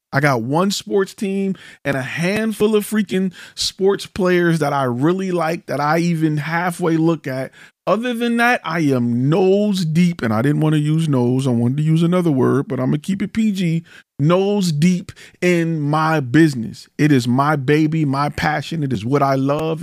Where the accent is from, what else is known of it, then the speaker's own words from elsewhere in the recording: Detroit, Michigan, United States; I'm from Detroit